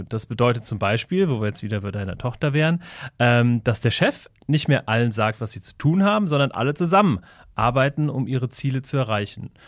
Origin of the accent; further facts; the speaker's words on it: near Wiesbaden, Hesse, Germany; ich bin ähm, bei Wiesbaden groß geworden, ähm, in einem sehr, ähm, ja, in, in, einem kleinen Ort, würde ich sagen, ähm, so 20 Kilometer von Wiesbaden entfernt.